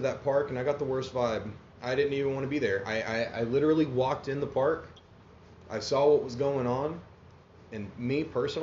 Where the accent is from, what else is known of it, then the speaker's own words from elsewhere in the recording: Broken Arrow, Oklahoma, United States; I grew up out in Broken Arrow